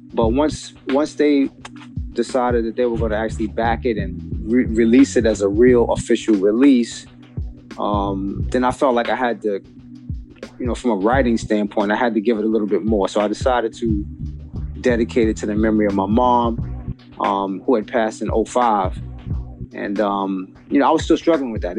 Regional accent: New York City, New York, United States; moved away as an adult; also born or lived in Northern New Jersey; now in New Jersey, United States

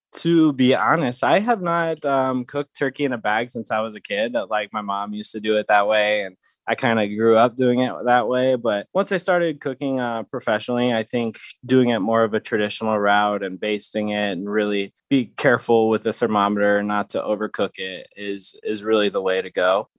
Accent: St. Louis, Missouri, United States; also born or lived in Phoenix, Arizona; now in San Diego, United States; I grew up in Saint Louis, Missouri, um, I'm now out here in San Diego

